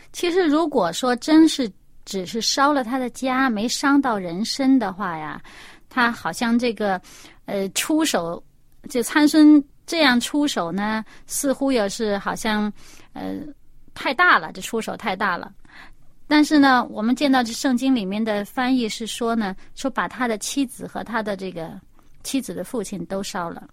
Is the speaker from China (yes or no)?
yes; China; 我们中国人